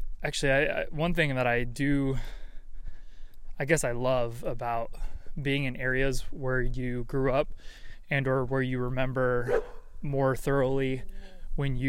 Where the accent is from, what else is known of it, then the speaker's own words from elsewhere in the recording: San Diego, California, United States; I am actually in my hometown of, technically it's San Diego, but the more specific area and or county is what you would call the place of Rancho, Peñasquitos